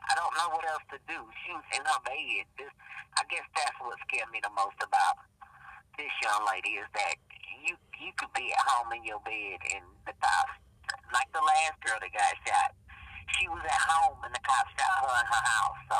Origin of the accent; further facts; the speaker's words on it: the South, United States; growing up in the South